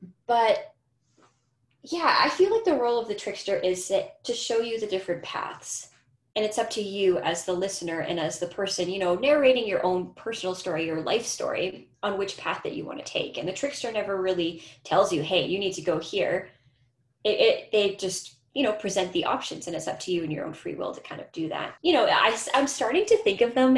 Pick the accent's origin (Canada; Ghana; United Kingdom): Canada; Winnipeg, Manitoba; also born or lived in St. Ambrose, Manitoba; now in Edmonton, Canada; I was born in Treaty One territory, which is Winnipeg